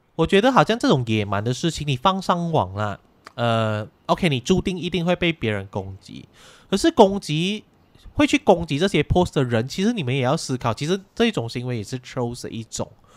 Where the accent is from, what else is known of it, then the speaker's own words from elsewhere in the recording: Malaysia; 我们马来西亚人就是，我们都有各种语言啊